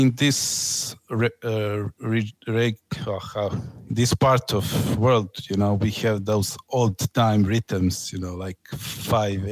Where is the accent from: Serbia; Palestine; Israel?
Serbia; also born or lived in Niš, Serbia; I'm from Serbia